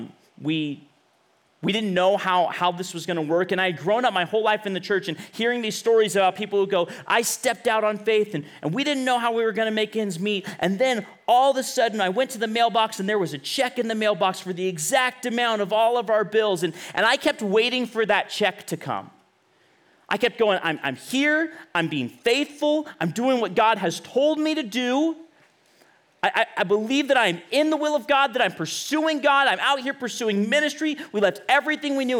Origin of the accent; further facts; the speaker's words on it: Bakersfield, California, United States; moved away as an adult; also born or lived in Los Angeles; I'm from Bakersfield